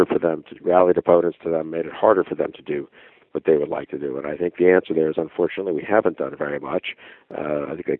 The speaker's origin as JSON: {"language": "English", "country": "United States", "said": "as an American"}